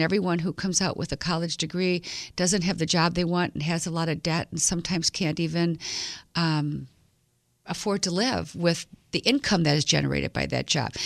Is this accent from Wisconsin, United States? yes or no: yes; Milwaukee, Wisconsin, United States; I grew up right here in Milwaukee at Nicolay High School